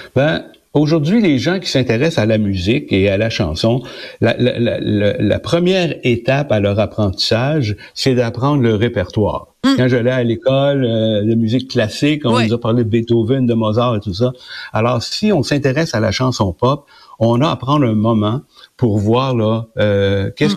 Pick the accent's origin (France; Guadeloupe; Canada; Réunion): Canada; Quebec; chez nous au Québec